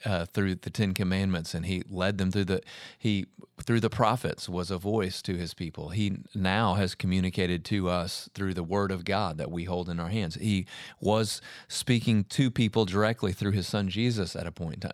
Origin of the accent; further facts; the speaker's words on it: United States; as American Christians